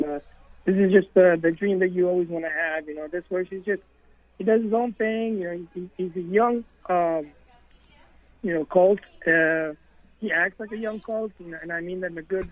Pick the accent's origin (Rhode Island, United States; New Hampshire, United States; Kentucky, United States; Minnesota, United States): Kentucky, United States; moved away; also born or lived in New York; Since we're from Kentucky originally, you know, it's just something I grew up in.